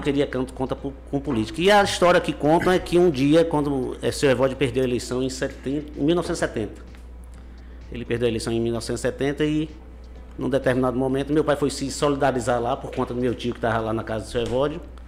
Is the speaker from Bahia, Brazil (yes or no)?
yes; Conceição do Coité, Bahia, Brazil; os outros irmãos, eu, Zé, Na, Jaqueline, todos nós nascemos em Coité